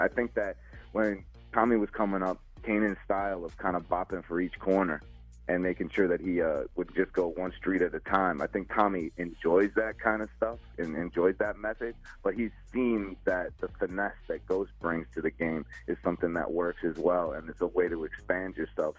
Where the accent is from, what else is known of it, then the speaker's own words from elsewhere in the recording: Chicago, Illinois, United States; I grew up in Chicago